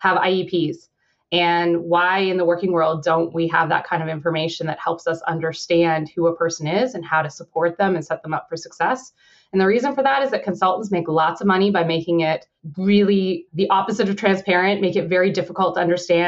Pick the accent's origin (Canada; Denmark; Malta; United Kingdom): Canada; I'm Canadian